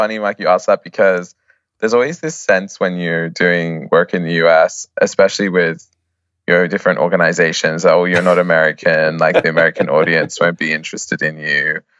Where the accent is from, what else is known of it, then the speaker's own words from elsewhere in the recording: Australia; now in Oxford, United Kingdom; Well, I'm an Australian.